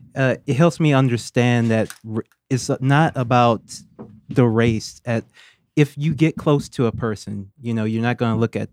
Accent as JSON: {"language": "English", "region": "Louisiana", "country": "United States", "tie": "born or raised there", "said": "Growing up in Louisiana"}